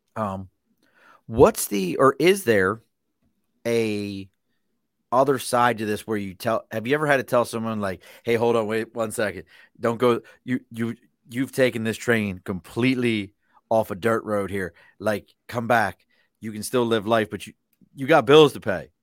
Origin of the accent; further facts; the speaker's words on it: Baltimore, Maryland, United States; accent: Mid-Atlantic; I'm from Baltimore